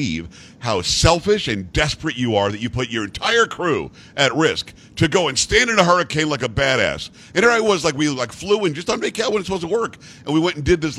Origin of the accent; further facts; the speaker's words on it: Florida, United States; I'm from Florida